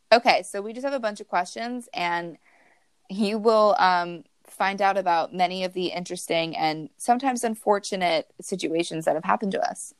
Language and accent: English; New Jersey, United States; Taylor and I are from New Jersey